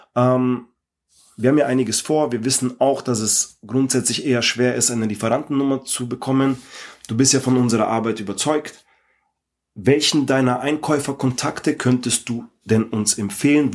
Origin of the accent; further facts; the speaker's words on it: Ingolstadt, Bavaria, Germany; ich komme aus Ingolstadt